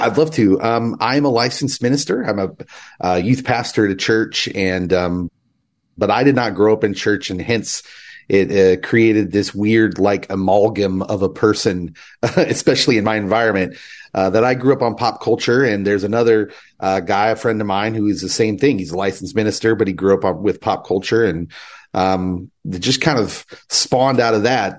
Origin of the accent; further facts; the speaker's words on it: Kansas, United States; I'm from Kansas